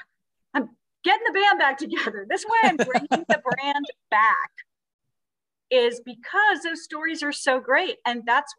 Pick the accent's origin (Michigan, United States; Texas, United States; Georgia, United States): Georgia, United States; South; I'm from South Georgia. I'm used to the heat and the humidity.